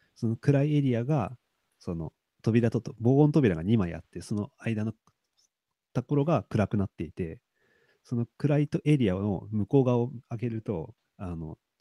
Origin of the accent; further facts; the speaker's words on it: Toyama, Japan; 僕も、まあ、富山県出身なんで